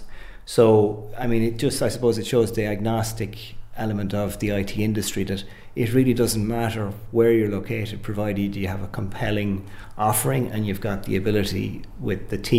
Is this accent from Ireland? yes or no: yes; Carrick-on-Shannon, Connacht, Ireland; moved away as an adult; also born or lived in Dublin; Carrick is my hometown, mm-hmm. and I would have worked in Dublin for about 15, 20 years prior to having the opportunity to come back to Carrick and back to Cora back in 2007.